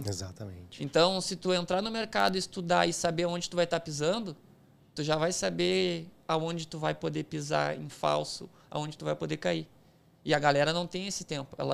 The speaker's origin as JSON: {"language": "Portuguese", "area": "departs from Porto Alegre", "region": "South Region", "country": "Brazil", "said": "O bagulho é uma gíria nossa lá do sul, né?"}